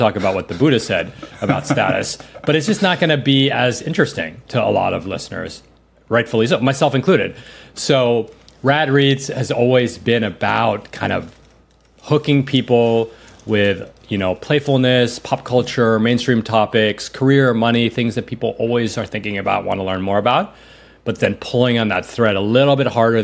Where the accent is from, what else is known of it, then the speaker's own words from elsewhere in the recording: New York City, New York, United States; I grew up in New York City.